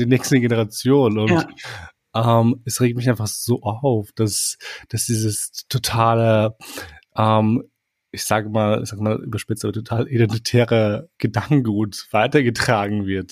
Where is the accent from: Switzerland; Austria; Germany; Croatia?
Austria; also born or lived in Kosovo; ich lebe hier, seitdem ich irgendwie drei Jahre alt bin